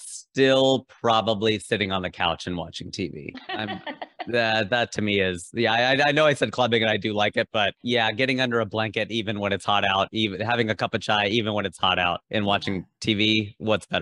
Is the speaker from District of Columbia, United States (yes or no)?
no; Southwest Ohio, United States; we were socialized to be so mainstream white growing up in Southwest Ohio.